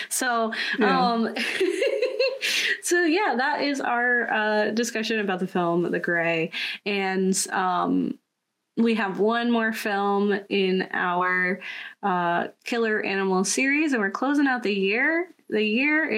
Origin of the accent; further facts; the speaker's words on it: Florida, United States; I'm a Floridian